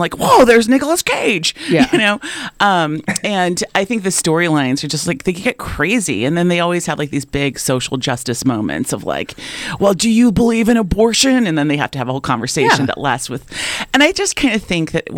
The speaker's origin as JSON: {"language": "English", "region": "California", "country": "United States", "tie": "born or raised there", "also_born_or_lived": "Chicago", "moved": "as an adult", "said": "I moved from California to Chicago"}